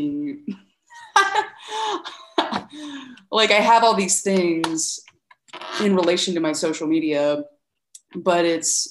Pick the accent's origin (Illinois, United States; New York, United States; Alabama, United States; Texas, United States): Alabama, United States; Birmingham; moved away as an adult; also born or lived in Nashville, Tennessee; now in Athens, United States; I actually grew up in Birmingham, Alabama, which is 3 hours south.